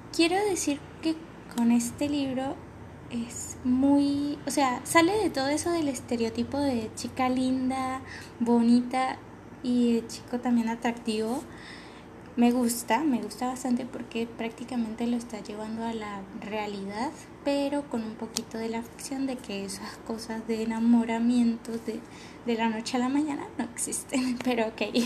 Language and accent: Spanish; Venezuela; accent: venezolano; Yo sé que somos venezolanos y que nosotros vamos a hablar así